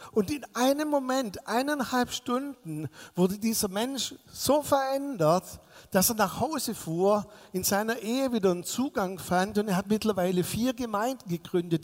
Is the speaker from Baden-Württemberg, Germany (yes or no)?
yes; Swabia, Baden-Württemberg, Germany; ich bin als Schwabe